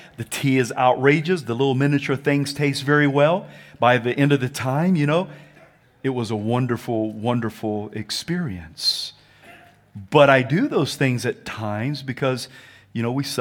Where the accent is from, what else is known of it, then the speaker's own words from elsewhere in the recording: the South, United States; I'm from the South